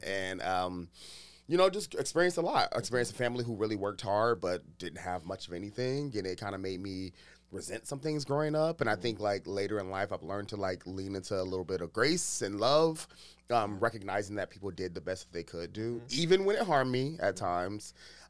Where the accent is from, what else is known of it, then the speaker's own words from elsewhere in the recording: Youngstown, Ohio, United States; moved away; also born or lived in Dayton, Ohio / Washington, D.C.; I grew up in Youngstown, Ohio, eventually moved to Dayton, Ohio. So I live both in the north and the southern parts of Ohio, which is really black as hell.